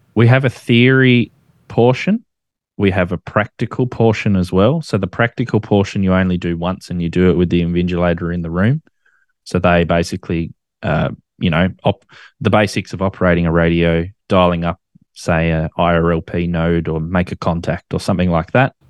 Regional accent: Australia; as an Australian, we make nicknames for absolutely everything

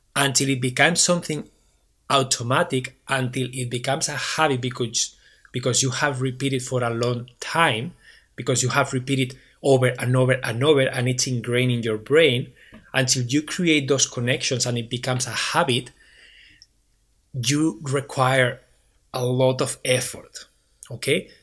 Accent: Barcelona, Catalonia, Spain; English is a second language; now in Waterloo, Canada; I am originally from Barcelona, Spain.

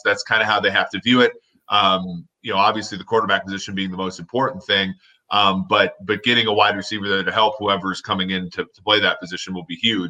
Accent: Minnesota, United States; growing up in Minnesota

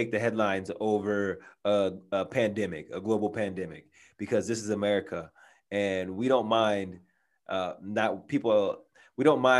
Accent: San Diego, California, United States; I'm from San Diego, you live in San Diego, we have the Del Mar Fair here

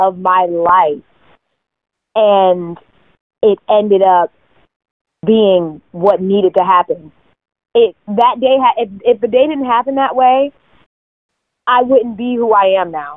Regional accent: Connecticut, United States; moved away as an adult; now in New York, United States; I'm from Connecticut originally.

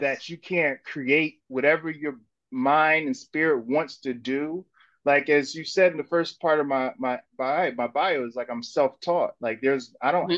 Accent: North New Jersey, United States; now in Brooklyn, United States; I was from North New Jersey.

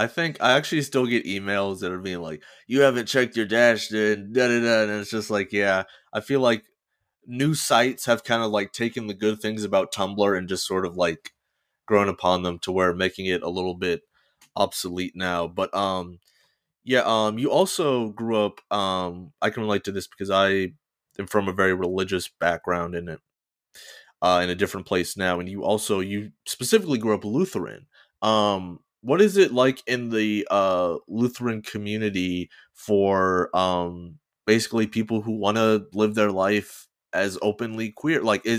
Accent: Georgia, United States; because I definitely did not have queer role models growing up in Georgia.

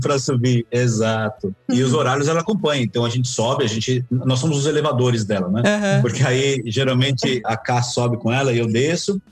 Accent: São Paulo, Brazil; saímos de São Paulo, né? Nós somos de São Paulo

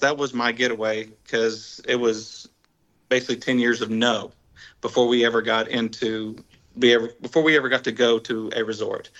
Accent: Dallas Fort Worth area, Texas, United States; we're from Texas.

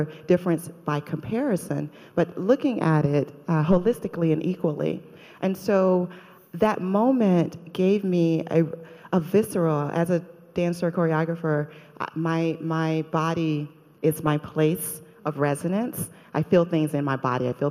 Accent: Atlanta, Georgia, United States; moved away as an adult; also born or lived in Boston, Massachusetts; now in New York, United States; I'm from Atlanta, Georgia, in the United States, and I've lived in New York for the past 20 years.

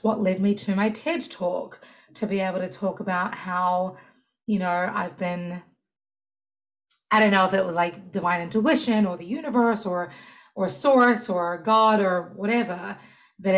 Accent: New Zealand; moved away as an adult; now in United States; New Zealand, where I'm from

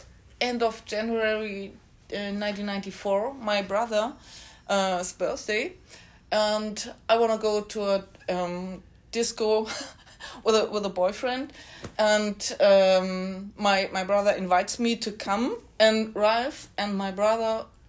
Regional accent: Bad Bramstedt, Schleswig-Holstein, Germany; Yes, me forever. I never go out of this town.

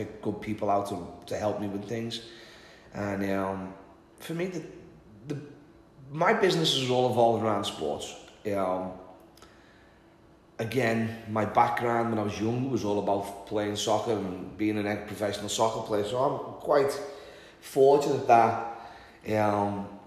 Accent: Liverpool, North West England, United Kingdom; moved away; born and raised in Liverpool

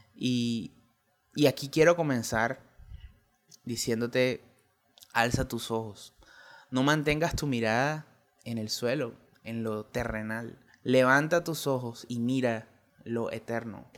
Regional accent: Colombia; en mi país Colombia

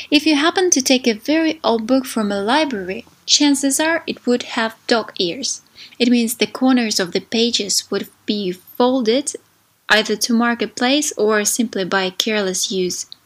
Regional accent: Saint Petersburg, Russia; English is a second language; I'm from St. Petersburg, Russia.

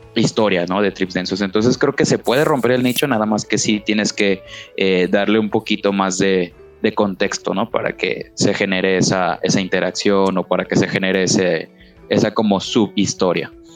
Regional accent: Guadalajara, Jalisco, Mexico; alguien de provincia como nosotros, pues que yo soy de Guadalajara

